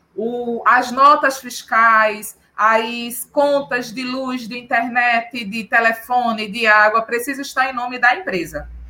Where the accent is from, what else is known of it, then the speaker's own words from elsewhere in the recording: Recife, Pernambuco, Brazil; Eu sou de Recife